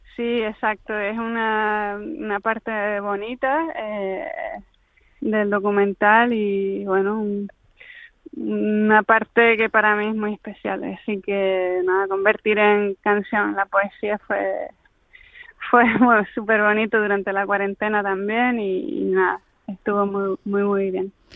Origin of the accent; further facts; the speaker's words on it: Canary Islands, Spain; siendo Canarias